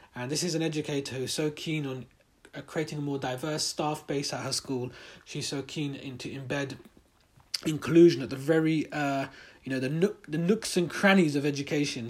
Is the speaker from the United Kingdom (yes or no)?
yes; United Kingdom; we're in a, Muslim, in a British Muslim community, British Pakistani community.